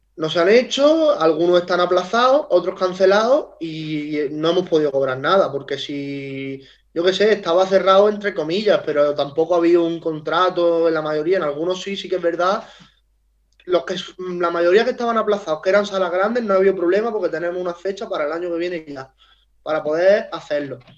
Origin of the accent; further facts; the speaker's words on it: Huércal-Overa, Andalusia, Spain; also born or lived in Seville; yo soy de Huerca Lovera